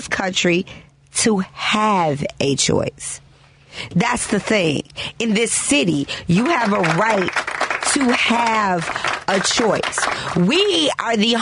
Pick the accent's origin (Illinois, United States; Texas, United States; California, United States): Illinois, United States; Chicago; we from Chicago